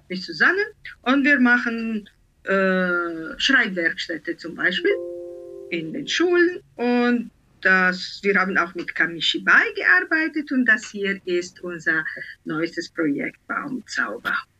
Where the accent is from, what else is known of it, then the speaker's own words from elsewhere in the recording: Italy; accent: Italian; German is a second language; now in Hamburg, Germany; Ich bin Italienerin, das hört man vielleicht jetzt mhm, raus.